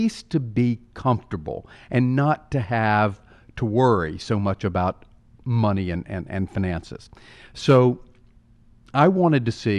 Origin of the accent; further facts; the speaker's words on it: Carrollton, Georgia, United States; my hometown of Carrollton, Georgia